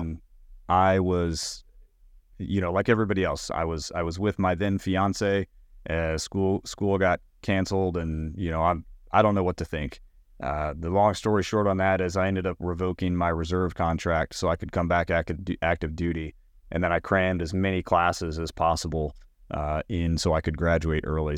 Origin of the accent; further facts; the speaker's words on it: Knoxville, Tennessee, United States; also born or lived in Richmond, Virginia; I'm originally from Knoxville, Tennessee. I grew up there